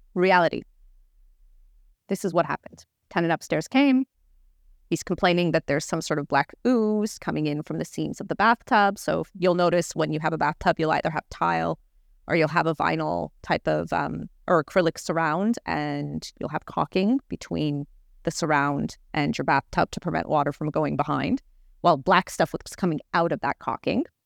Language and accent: English; Toronto, Ontario, Canada; I grew up in Toronto